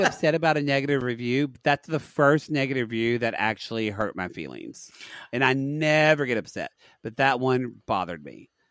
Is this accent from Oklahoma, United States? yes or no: yes; Oklahoma, United States; Growing up in Oklahoma